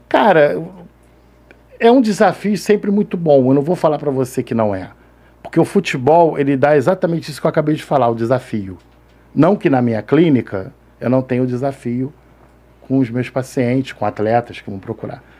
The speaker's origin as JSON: {"language": "Portuguese", "region": "Rio de Janeiro", "country": "Brazil", "tie": "born or raised there", "said": "Nasci na Penha"}